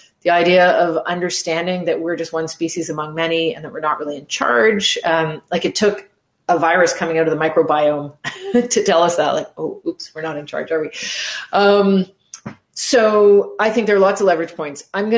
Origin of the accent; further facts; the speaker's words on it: Canada; So physically, I'm in Montreal. That's where I live. I'm Canadian, lived in different parts of the world, but this is where I am now.